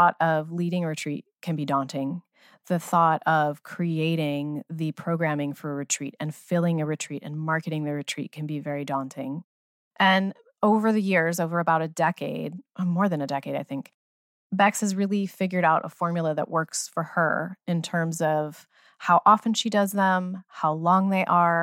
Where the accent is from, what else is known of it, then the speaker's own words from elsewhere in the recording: United States; I grew up near New Jersey